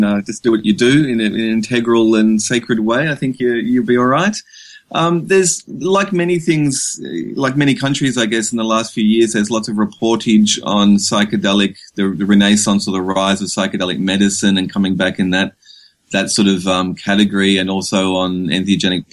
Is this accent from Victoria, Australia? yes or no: yes; Melbourne, Victoria, Australia; moved away as an adult; now in Mullumbimby, Australia; Mainly Melbourne, which is right down the bottom of Australia.